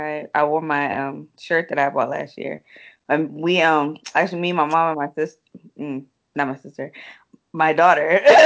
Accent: Philippines; born there; I was born in the Philippines, so I'm rocking with them.

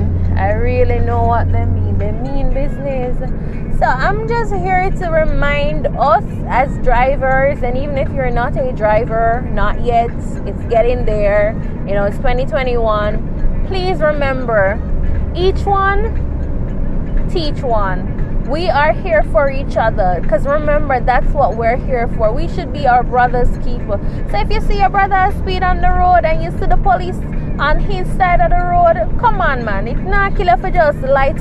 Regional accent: Jamaica; we're Jamaicans. I'm a Jamaican

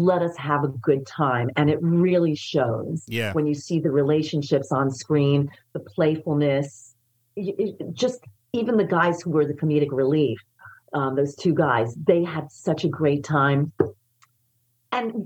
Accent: New York City, New York, United States; I grew up in the Bronx

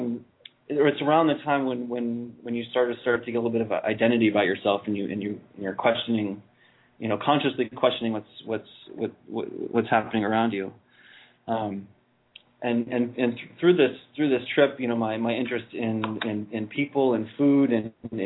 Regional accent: New Hampshire, United States; moved away as an adult; also born or lived in Virginia; now in Netherlands; I grew up in New Hampshire I was born in Virginia, but I grew up in New Hampshire in a small town, 3,000 people

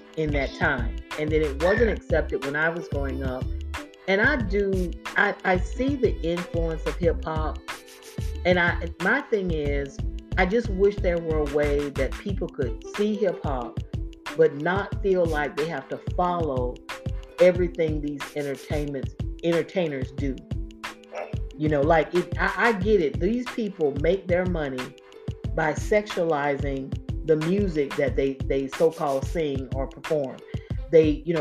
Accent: Florida, United States; I'm from Florida. I'm born and raised in Florida

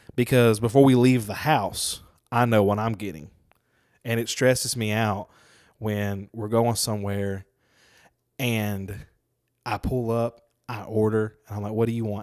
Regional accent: Lucedale, Mississippi, United States; I grew up in Lucedale.

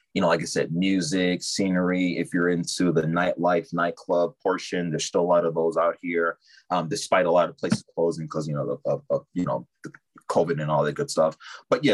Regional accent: Chicago, Illinois, United States; also born or lived in Lafayette, Indiana; I've been born and raised in the Chicagoland area.

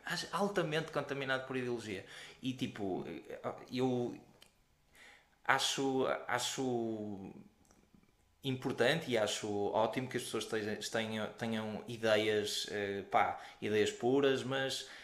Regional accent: Porto, Norte, Portugal; sou do Porto

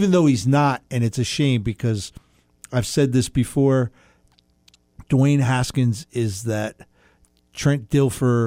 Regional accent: New York, United States; moved away; also born or lived in Virginia; growing up in New York

